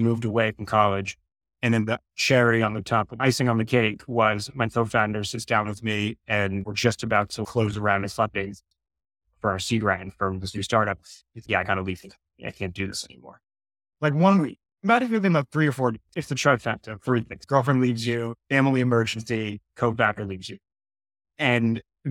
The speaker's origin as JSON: {"language": "English", "region": "New York", "country": "United States", "tie": "born or raised there", "also_born_or_lived": "Boulder, Colorado", "moved": "as an adult", "said": "I grew up in New York, and I went to school at CU Boulder, Colorado."}